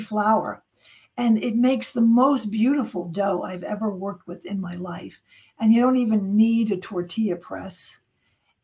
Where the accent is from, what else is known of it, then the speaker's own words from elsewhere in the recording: New York, United States; I'm from New York because New Yorkers say online, not in line